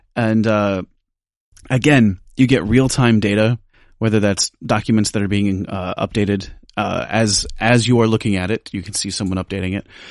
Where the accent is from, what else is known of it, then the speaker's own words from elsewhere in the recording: United States; I'm from the United States